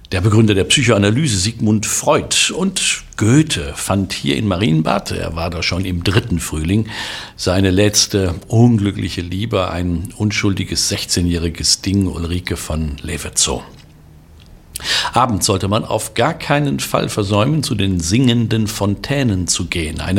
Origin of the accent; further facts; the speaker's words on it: North Rhine-Westphalia, Germany; was ich als Südostwestfale, also als Sauerländer ganz besonders schätze, denn in unmittelbarer Nähe meines Heimatdorfes braut man Warsteiner und Veltins Pilsener.